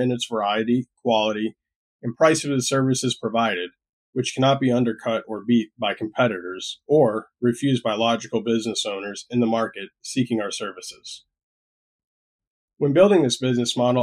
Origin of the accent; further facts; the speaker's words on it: Florida, United States; also born or lived in Puerto Rico; decided to make the move back to my home state before the pandemic got into full swing